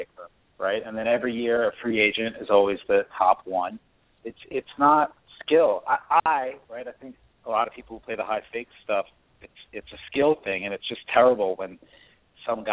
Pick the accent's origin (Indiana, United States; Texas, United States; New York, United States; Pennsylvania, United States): New York, United States; moved away as an adult; now in Los Angeles, United States; I live in L.A. only the last year. I'm a New Yorker at heart